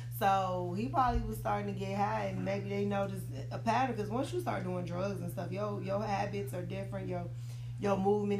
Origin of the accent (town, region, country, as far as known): Chicago, Illinois, United States; born or raised there